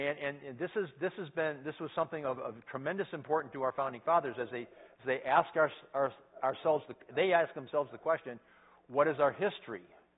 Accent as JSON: {"language": "English", "country": "United States", "accent": "American English", "said": "as an American, I say that I'm a English speaker, right? I speak English. No, I speak American English."}